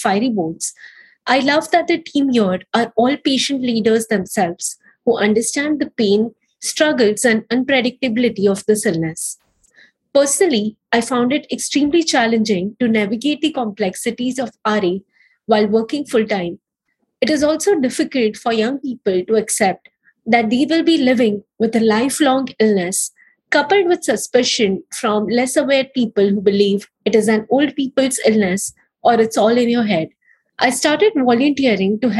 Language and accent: English; Mumbai, Maharashtra, India; now in Los Angeles, United States; I'm from Mumbai, India, currently living in Los Angeles, United States